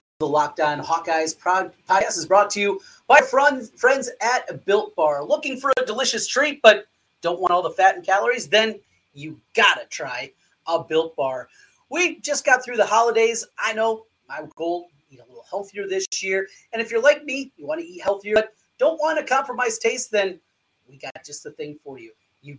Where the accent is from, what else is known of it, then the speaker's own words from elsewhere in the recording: Osage, Iowa, United States; So I'm from North Iowa, I'm from Osage